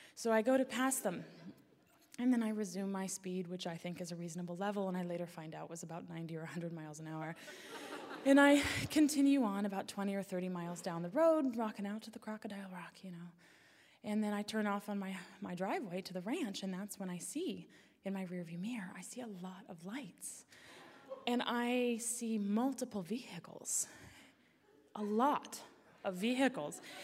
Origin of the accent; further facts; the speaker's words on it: Alaska, United States; growing up in Alaska